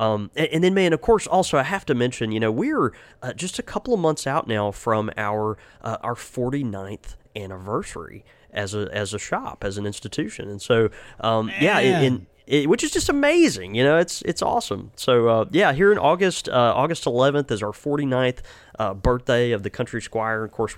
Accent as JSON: {"language": "English", "region": "Mississippi", "country": "United States", "said": "No, we are from Mississippi, but you know, we still can get our numbers in order generally, right?"}